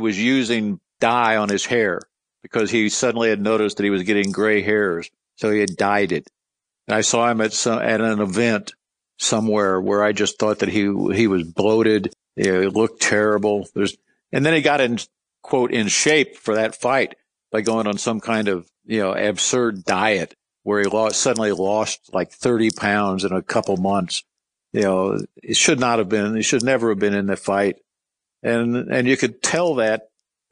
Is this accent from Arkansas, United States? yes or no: no; Louisville, Kentucky, United States; he knew me as Louisville because I was from Louisville.